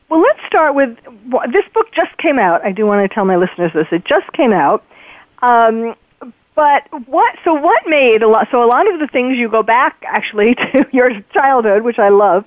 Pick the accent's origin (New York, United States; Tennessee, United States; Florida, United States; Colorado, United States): New York, United States; also born or lived in Paris / London / Belgium; I was born and raised in New York